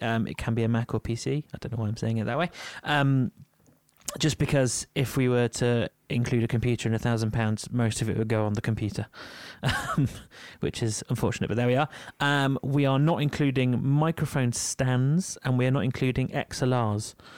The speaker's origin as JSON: {"language": "English", "region": "Yorkshire and the Humber", "country": "United Kingdom", "said": "I'm from Yorkshire."}